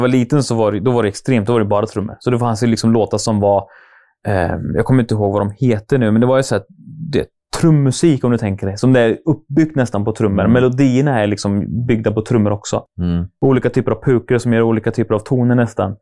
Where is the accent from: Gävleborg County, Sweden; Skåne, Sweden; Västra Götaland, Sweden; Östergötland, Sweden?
Östergötland, Sweden; Norrköping; jag är som sagt jag är uppväxt i Norrköping. Bott där hela mitt liv